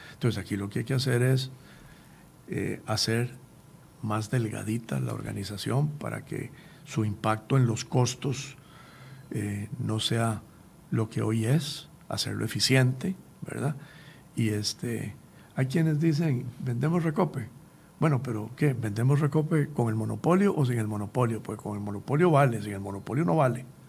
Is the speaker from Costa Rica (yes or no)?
yes; Costa Rica; como costarricenses